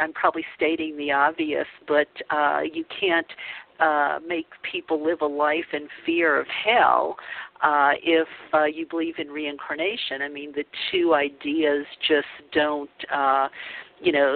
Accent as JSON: {"language": "English", "town": "New Orleans", "region": "Louisiana", "country": "United States", "tie": "born or raised there", "said": "I grew up Catholic in the Bible Belt of New Orleans"}